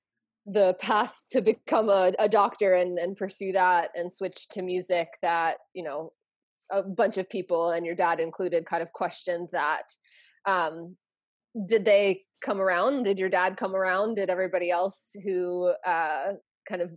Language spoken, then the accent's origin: English; outside Princeton, New Jersey, United States; I grew up in New Jersey, actually, just outside of Princeton area.